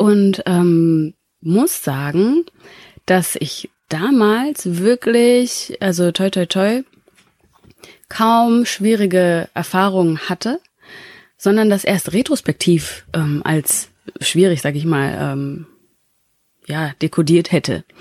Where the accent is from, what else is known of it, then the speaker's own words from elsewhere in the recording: Bavaria, Germany; also born or lived in Rubaga, Uganda; ich komme aus, äh, aus Bayern